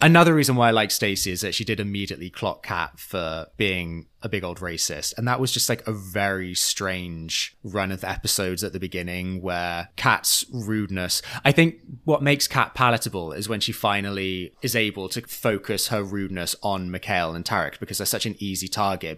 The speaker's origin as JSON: {"language": "English", "town": "Churchtown", "region": "North West England", "country": "United Kingdom", "tie": "born or raised there", "moved": "yes", "lives_now": "United States", "said": "I'm the most famous actor from my hometown of Churchtown"}